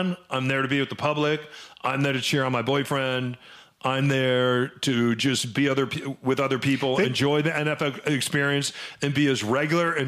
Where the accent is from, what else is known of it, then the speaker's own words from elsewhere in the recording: New Mexico, United States; now in Seattle, United States; I grew up skiing in New Mexico